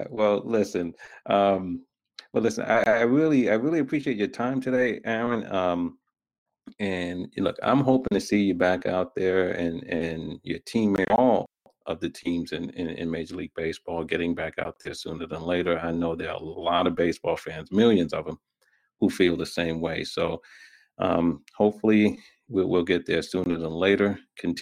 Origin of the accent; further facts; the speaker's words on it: New York, United States; I'm from New York